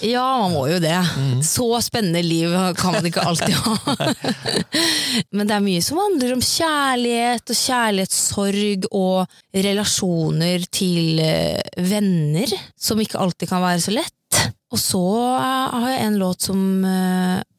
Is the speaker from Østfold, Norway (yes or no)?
yes; Sarpsborg, Østfold, Norway; moved away as an adult; now in Oslo, Norway; jeg kommer jo egentlig fra Sarpsborg, ja. og flytta til Oslo for tre år siden